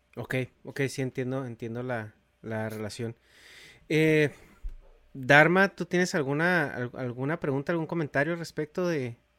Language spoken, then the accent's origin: Spanish; Mexico; now in United States; yo crecí en México